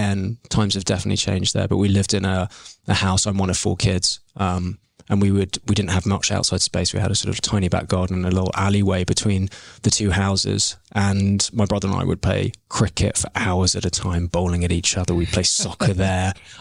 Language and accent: English; London, United Kingdom; moved away as an adult; also born or lived in Dubai / Melbourne / Sydney; now in Canada; we had a very grounded, very happy childhood growing up in Maida Vale.